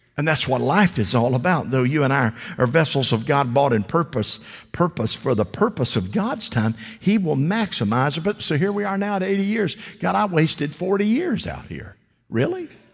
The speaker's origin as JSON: {"language": "English", "region": "the South", "country": "United States", "tie": "born or raised there", "said": "I was raised in the South"}